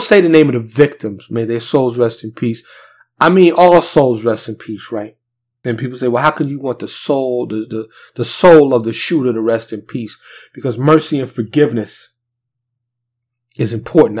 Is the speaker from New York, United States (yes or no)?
yes; New York City, New York, United States; now in Dallas, United States; I'm from New York City, born and raised, but I now live in Dallas, a suburb of Dallas, Texas